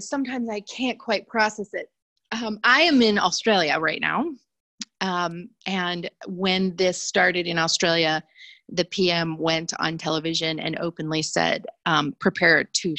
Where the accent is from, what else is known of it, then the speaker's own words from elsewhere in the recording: United States; moved away; as an American who's overseas